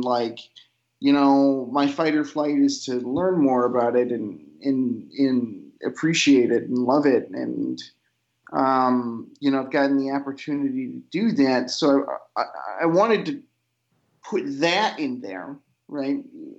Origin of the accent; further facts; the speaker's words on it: Illinois, United States; also born or lived in New York; I'm from the Illinois suburbs, and I don't like the Illinois suburbs very much.